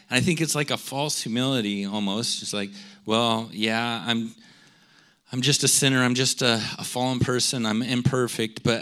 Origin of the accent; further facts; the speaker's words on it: United States; I'm an American